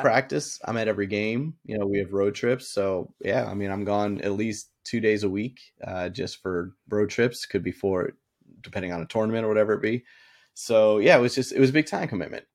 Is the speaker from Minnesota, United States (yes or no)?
no; Boston, Massachusetts, United States; I grew up in Boston